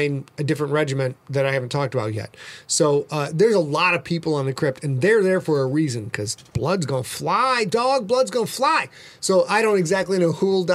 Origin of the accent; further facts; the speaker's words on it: Sheboygan, Wisconsin, United States; I'm from Sheboygan, where pumpkin farming is a big deal.